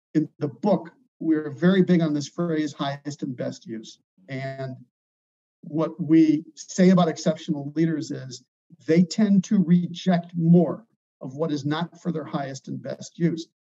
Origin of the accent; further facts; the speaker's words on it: Chicago, Illinois, United States; I'm from Chicago